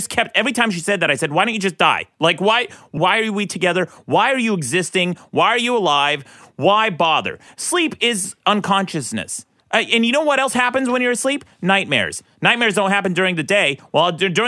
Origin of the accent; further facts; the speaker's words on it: Utah, United States; I grew up in Utah